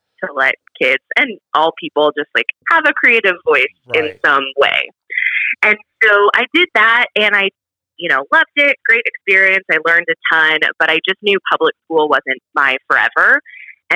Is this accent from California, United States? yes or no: yes; Southern California, United States; moved away as an adult; now in Texas, United States; I grew up in Southern California, and I moved out to Texas